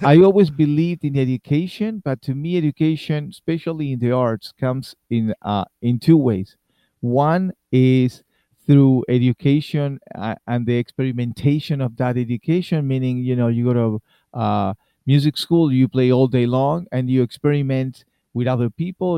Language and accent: English; Argentina; English is a second language; moved away as an adult; I was born in Argentina and I play in Argentina